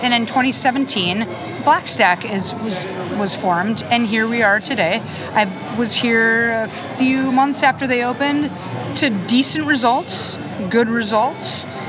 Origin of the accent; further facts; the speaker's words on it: Minnesota, United States; I'm from Minnesota.